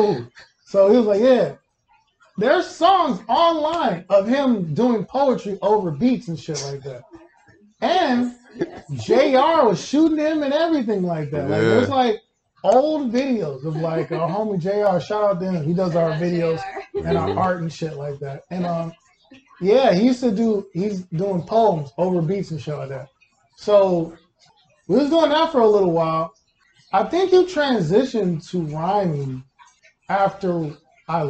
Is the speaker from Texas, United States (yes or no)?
yes; Houston, Texas, United States; also born or lived in Kansas City, Kansas / Fort Bend County, Texas; I was in Houston from kindergarten to sixth grade